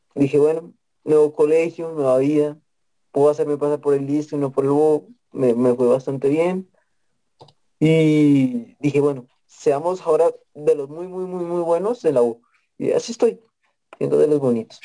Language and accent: Spanish; Facatativá, Cundinamarca, Colombia; Yo no he salido de faca